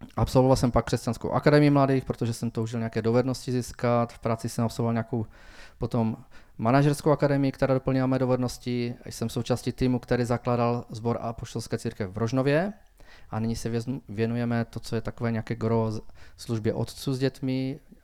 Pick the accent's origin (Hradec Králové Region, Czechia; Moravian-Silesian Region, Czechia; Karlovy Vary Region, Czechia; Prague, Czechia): Moravian-Silesian Region, Czechia; Frýdek-Místek; Narodil jsem se ve Fritkumisku už v roce 1975.